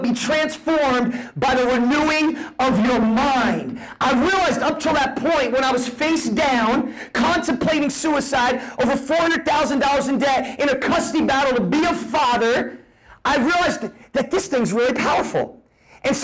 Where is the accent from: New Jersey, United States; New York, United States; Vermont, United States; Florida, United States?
New Jersey, United States; moved away; I'm a kid from Jersey, grew up on food stamps